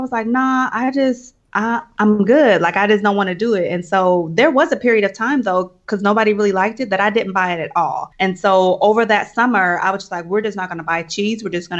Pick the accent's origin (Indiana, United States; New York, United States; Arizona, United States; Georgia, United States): Indiana, United States; Indianapolis; Indianapolis, Indiana.